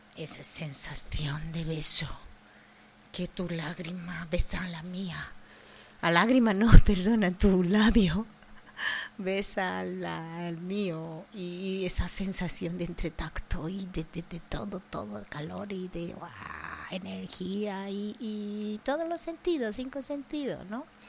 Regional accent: Japan; Spanish is a second language; also born or lived in Andalusia; now in Spain; mi tierra, Japón

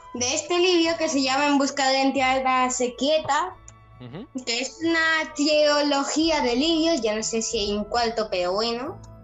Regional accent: Villanueva de Gaivas, Málaga, Andalusia, Spain; soy de Villanueva de Gaivas

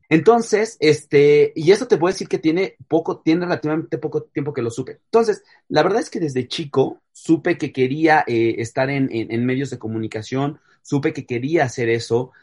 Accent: Mexico City, Mexico; yo soy chilango, mis papás son chilangos

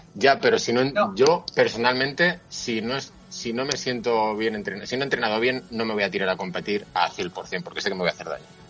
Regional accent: Valladolid, Castile and León, Spain; soy de Valladolid

